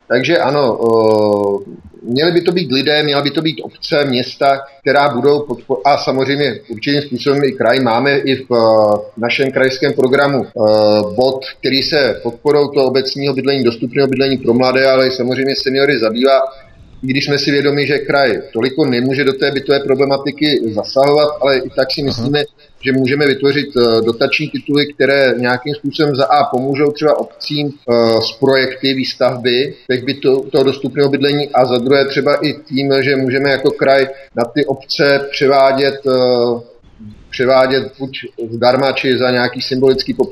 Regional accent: Prostějov, Olomouc Region, Czechia; nejsem z Olomouce, jsem z Prostěva

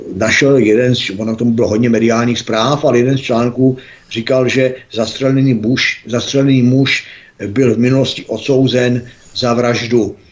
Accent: Czechia; protože jsem Čech

